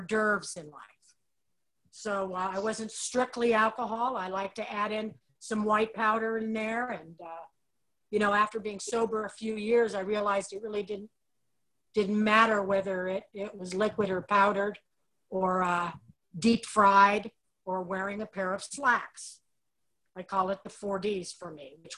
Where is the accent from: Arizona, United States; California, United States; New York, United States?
California, United States; Los Angeles; I was born and raised in the San Fernando Valley in Los Angeles, California, North Hollywood